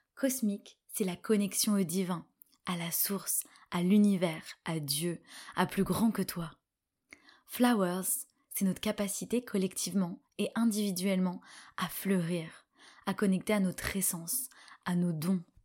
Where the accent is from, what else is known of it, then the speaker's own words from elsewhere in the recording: Paris, Île-de-France, France; je suis franco-égyptienne, je suis née à Paris